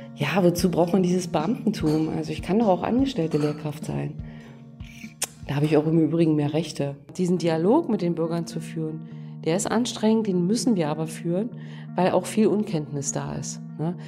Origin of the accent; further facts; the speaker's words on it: Lusatia, Brandenburg, Germany; also born or lived in Saxony; ich bin hier aufgewachsen, geboren bin ich in Sachsen und dann haben mich sozusagen meine Eltern entführt nach Brandenburg wegen der Arbeit